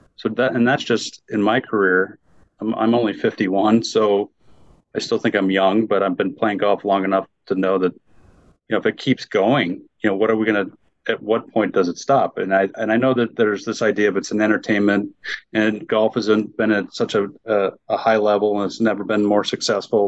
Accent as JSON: {"language": "English", "region": "Wisconsin", "country": "United States", "tie": "born or raised there", "also_born_or_lived": "West Bend, Wisconsin", "moved": "yes", "lives_now": "Phoenix, United States", "said": "I grew up in Wisconsin"}